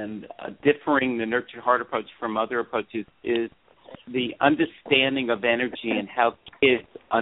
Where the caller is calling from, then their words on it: Chico, California, United States; I was just saying that I am live from Chico, California.